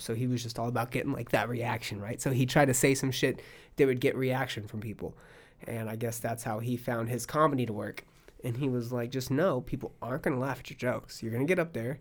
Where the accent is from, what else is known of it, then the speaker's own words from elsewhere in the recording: Palm Springs, California, United States; now in Austin, United States; I'm from California